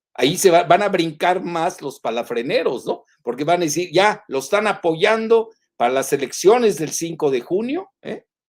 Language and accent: Spanish; Mexico; somos los mexicanos en Estados Unidos